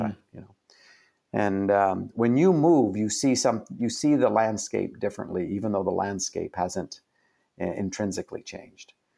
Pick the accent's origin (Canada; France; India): Canada; I'm Canadian